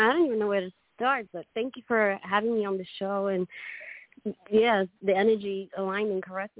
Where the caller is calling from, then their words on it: Queensland, Australia; I am in Queensland.